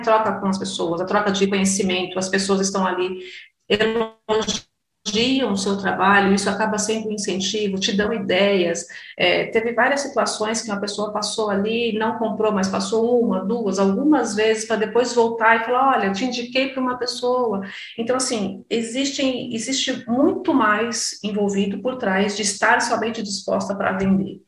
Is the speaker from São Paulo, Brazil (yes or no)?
yes; Cotia, São Paulo, Brazil; eu sou aqui de Cotia, da Grande São Paulo